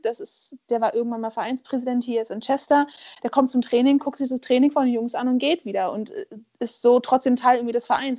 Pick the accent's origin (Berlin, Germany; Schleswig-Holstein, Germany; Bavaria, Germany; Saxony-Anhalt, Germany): Berlin, Germany; Ich bin in Berlin aufgewachsen